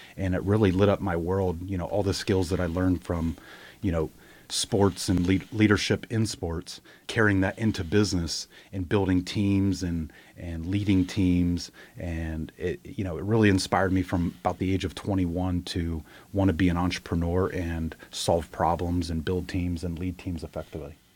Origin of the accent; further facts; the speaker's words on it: Ohio, United States; moved away as an adult; now in Charlotte, United States; I grew up in Ohio, moved to Charlotte like fifteen years ago to start my business career